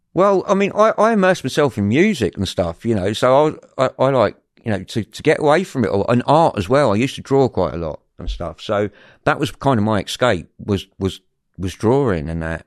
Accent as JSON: {"language": "English", "region": "London", "country": "United Kingdom", "tie": "born or raised there", "said": "I was brought up in West London"}